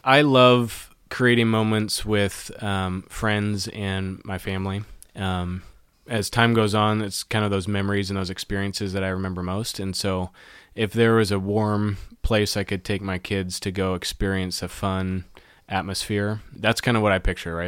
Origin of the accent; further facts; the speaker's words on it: Auburn, Washington, United States; I grew up in the Seattle area. I grew up in Auburn, Washington, just south of Seattle